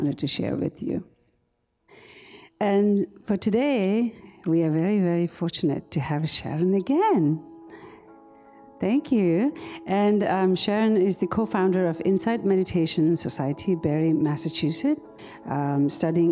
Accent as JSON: {"language": "English", "country": "India", "tie": "born or raised there", "said": "the refugee camp that I was born and raised in India"}